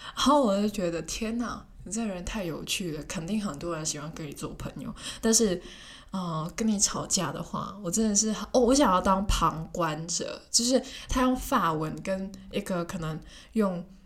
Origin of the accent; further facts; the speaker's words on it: Hong Kong; first language Cantonese; Chinese is a second language; moved away as an adult; 问一下我是从哪里来的，然后我又说香港